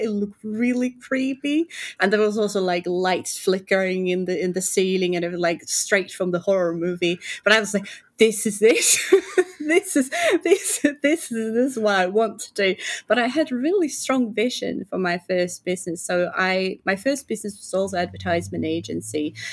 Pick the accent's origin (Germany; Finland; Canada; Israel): Finland; I'm from Finland